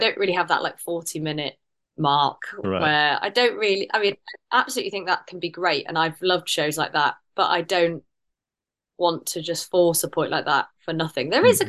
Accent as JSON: {"language": "English", "country": "United Kingdom", "said": "but I'm too British in the sense that it's like it's just me"}